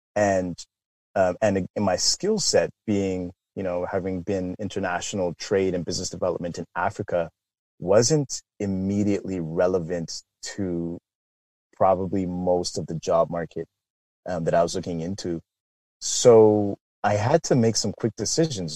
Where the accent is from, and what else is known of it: Canada; born or raised there; also born or lived in London, England